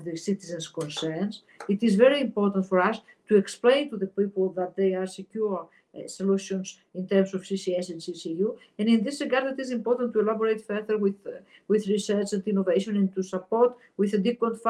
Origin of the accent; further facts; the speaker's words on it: Greece; my home country, Greece